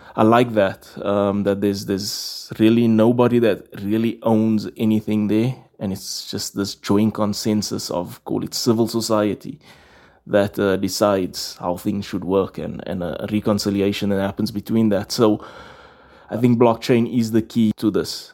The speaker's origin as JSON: {"language": "English", "town": "Johannesburg", "region": "Gauteng", "country": "South Africa", "tie": "born or raised there", "said": "In Rivoli, in, in Johannesburg"}